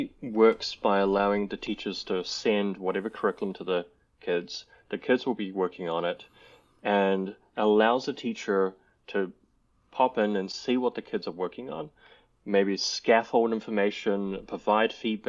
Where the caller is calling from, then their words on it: New Zealand; I'm calling in from New Zealand, from very cold New Zealand right now.